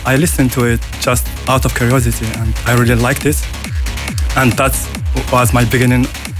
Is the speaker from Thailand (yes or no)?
no; United Arab Emirates; now in France; So originally, I am from Emirates. So now I live and work in France.